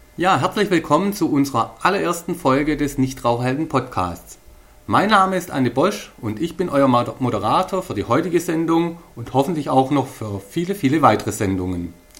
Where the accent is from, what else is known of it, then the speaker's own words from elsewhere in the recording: Stuttgart area, Baden-Württemberg, Germany; accent: Swabian; ich komme aus dem Stuttgarter Raum und ihr wisst ja, wir Schwaben können alles außer Hochdeutsch